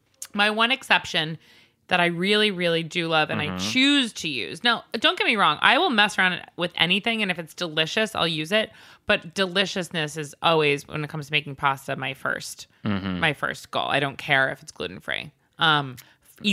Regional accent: New York City, New York, United States; I'm from New York City.

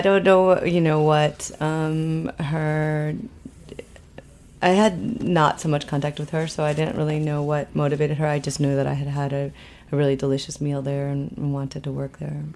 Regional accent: Minneapolis, Minnesota, United States; also born or lived in Argentina; now in New York, United States; I grew up in the Midwest. I grew up in Minneapolis

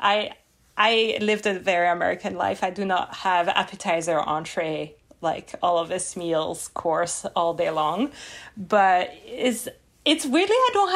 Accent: Lyon, Auvergne-Rhône-Alpes, France; English is a second language; moved away as an adult; now in Pittsburgh, United States; I come from Lyon, in the suburb of Lyon

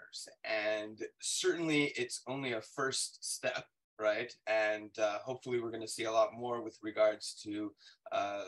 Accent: Southern California, United States; moved away; I'm originally from Southern California, where we legalized back in 1996.

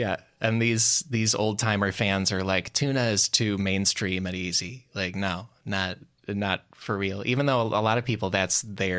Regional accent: outside Chicago, Illinois, United States; I'm from outside Chicago

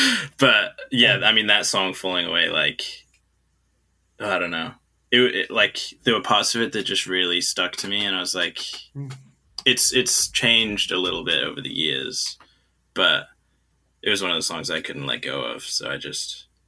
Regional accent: China; also born or lived in New Zealand; Because I'm from New Zealand, right, but I grew up in China. And so I don't really feel like I'm from New Zealand, but I can't really feel like I'm from China either.

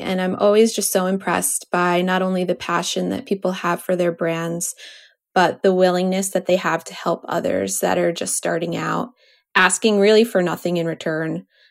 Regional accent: New York, United States; I grew up in New York, and we would drive into Connecticut

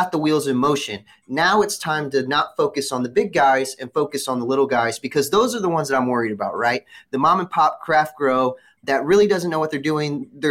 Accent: Missouri, United States; Missouri, this is my home state

